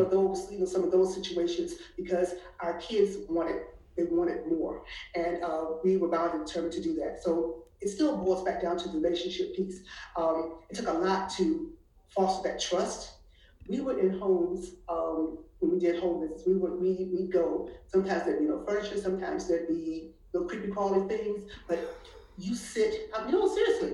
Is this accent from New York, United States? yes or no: no; Washington, District of Columbia, United States; moved away as an adult; also born or lived in Atlanta; now in Houston, United States; I'm an East Coast girl, born and raised in Washington D.C.